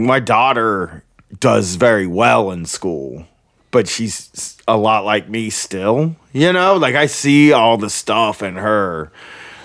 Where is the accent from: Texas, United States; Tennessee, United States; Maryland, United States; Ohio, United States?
Ohio, United States; Groveport; I'm from Groveport, but it's very close to Columbus